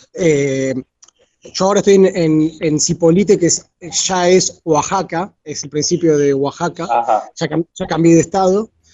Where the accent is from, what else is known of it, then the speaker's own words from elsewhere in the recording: Argentina; moved away; nosotros, los argentinos